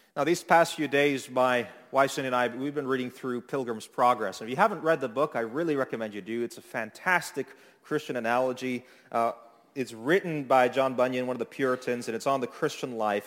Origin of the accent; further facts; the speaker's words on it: Toronto, Ontario, Canada; moved away as an adult; now in Niagara, Canada; I grew up in Midtown area of Toronto